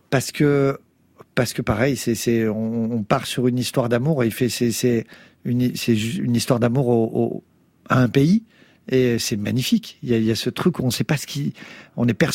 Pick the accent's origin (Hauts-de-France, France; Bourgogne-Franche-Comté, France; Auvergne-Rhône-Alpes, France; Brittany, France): Bourgogne-Franche-Comté, France; also born or lived in Beauvais; je suis né dans l'Oise, à Beauvais, et après, je suis parti dans l'est. Euh, euh, à Montbéliard, Belfort, machin. Dans, j'ai grandi dans les HLM de l'Est de la France. Et après, on s'est barré dans le Sud et je me sens profondément du Sud